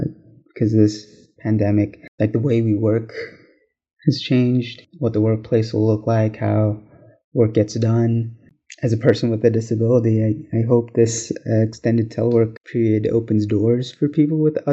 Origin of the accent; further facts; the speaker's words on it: Atlanta, Georgia, United States; I was born in Atlanta, Georgia, actually, at downtown Crawford Long Hospital